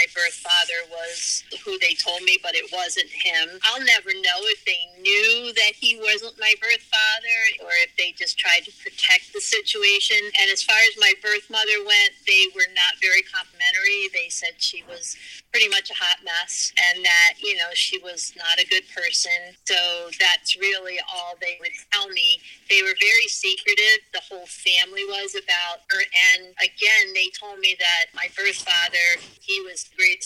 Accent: New Jersey, United States; also born or lived in Logan, West Virginia; I was adopted from West Virginia, and I was adopted in New Jersey

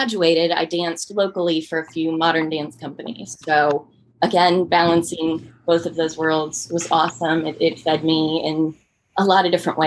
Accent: Northern Virginia, United States; moved away as an adult; now in Lynchburg, United States; I'm originally from Northern Virginia

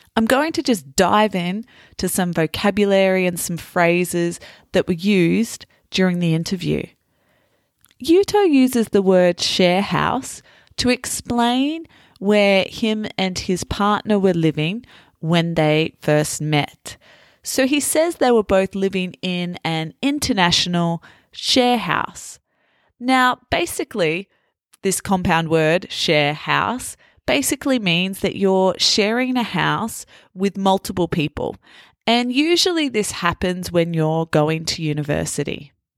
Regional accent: Australia; moved away as an adult; also born or lived in Italy / France; growing up as an Australian and now having lived in Italy and in France

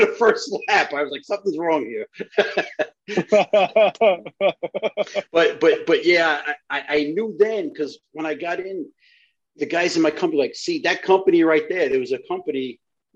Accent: New York City, New York, United States; also born or lived in Italy / Hungary / Spain; I grew up in the Flatland section of Brooklyn.

